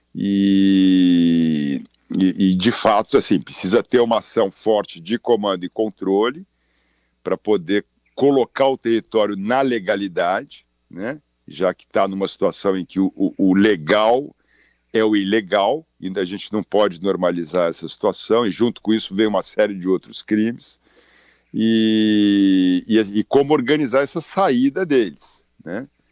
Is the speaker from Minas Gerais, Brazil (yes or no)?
no; São Paulo, Brazil; moved away; also born or lived in Amazon region, Brazil; eu sou nascido em São Paulo, vim pra cá seis meses aqui, tô há trinta e quatro anos